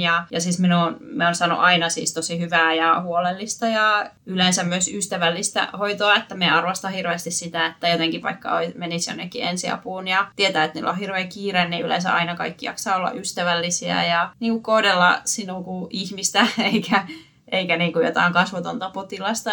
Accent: Finland; moved away; mä oon Suomesta

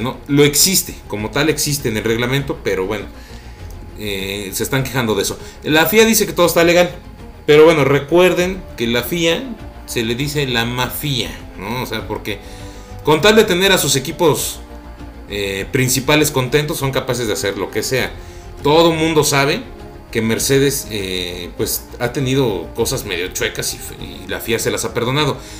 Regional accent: Mexico; estamos súper orgullosos de, de ser mexicanos

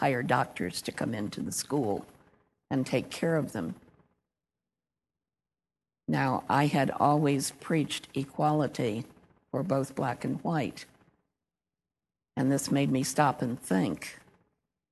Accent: the North, United States; moved away as an adult; also born or lived in Louisiana; I was from the North

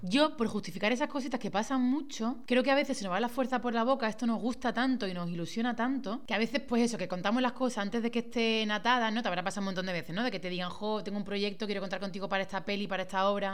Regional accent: Málaga, Andalusia, Spain; moved away as an adult; also born or lived in Madrid; yo soy de Málaga, he tenido que irme a Madrid casi 14 años para volver ahora

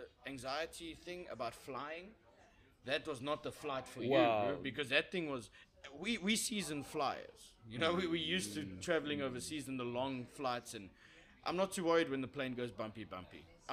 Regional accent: South Africa; As a South African

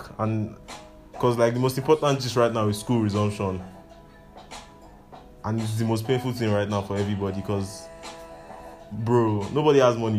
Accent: Nigeria; also born or lived in Lagos; as a Nigerian youth

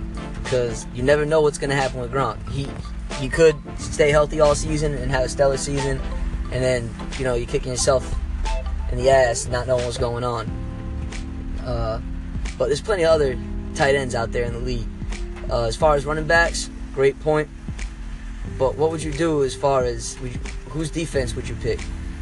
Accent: Massachusetts, United States; I'm from Massachusetts

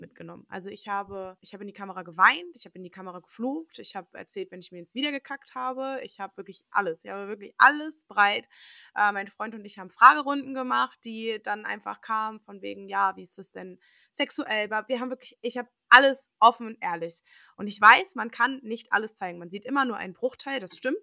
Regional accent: Dortmund, North Rhine-Westphalia, Germany; also born or lived in Würzburg; ich bin ab der vierten Klasse auch hier gewesen und jede Ferien waren wir hier

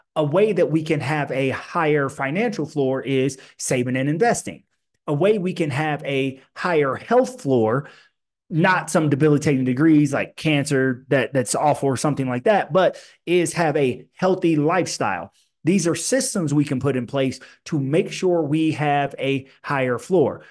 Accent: Illinois, United States; I grew up in Illinois in the eighties and nineties

